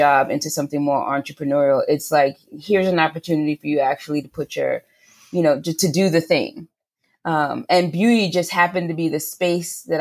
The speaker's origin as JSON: {"language": "English", "town": "New York City", "region": "New York", "country": "United States", "tie": "born or raised there", "accent": "New York", "said": "I grew up in Queens Village, New York"}